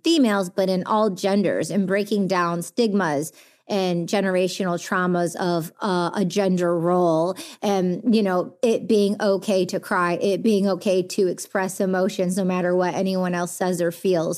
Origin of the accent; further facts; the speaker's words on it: Detroit, Michigan, United States; growing up in the Detroit underground, uh, music culture when all the biggest international D Js from around the world were coming to my backyard when I was a kid